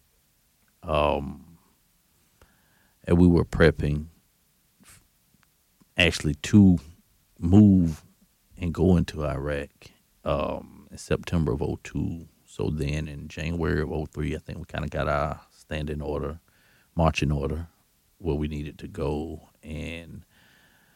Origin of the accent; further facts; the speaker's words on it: Hahira, Georgia, United States; I'm from Hayhira, Georgia